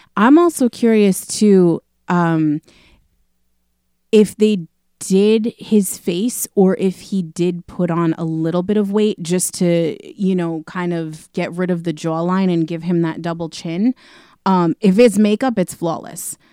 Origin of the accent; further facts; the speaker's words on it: New York City, New York, United States; I was born in Queens